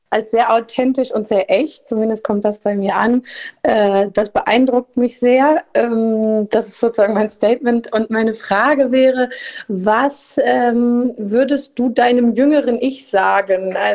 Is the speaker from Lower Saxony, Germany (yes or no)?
yes; Lower Saxony, Germany; Ähm, ich komme aus dem Emsland. Das ist äh, südliches Niedersachsen.